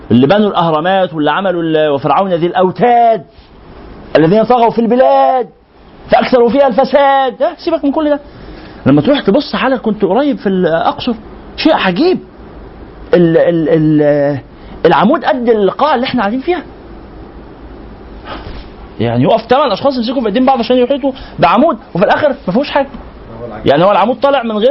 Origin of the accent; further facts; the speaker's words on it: Egypt; الهرم معروف هنا معناه البناء الايه اللي عندنا في مصر